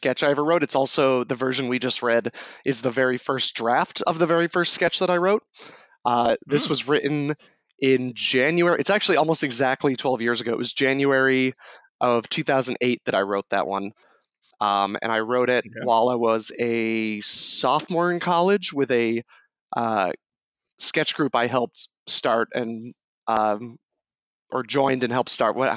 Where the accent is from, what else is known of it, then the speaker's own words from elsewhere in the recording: New Hampshire, United States; I'm from New Hampshire